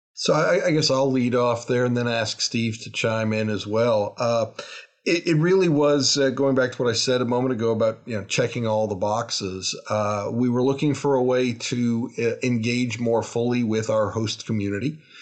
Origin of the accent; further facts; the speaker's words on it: Toronto, Ontario, Canada; also born or lived in Salisbury, North Carolina; now in Lexington, United States; I'm originally from Toronto, Canada